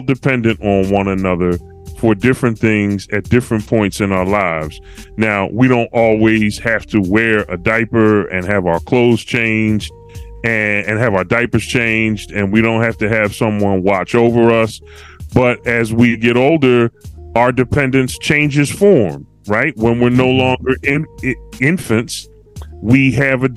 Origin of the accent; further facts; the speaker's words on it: Philadelphia, Pennsylvania, United States; now in Walla Walla, United States; I'm from Philly, baby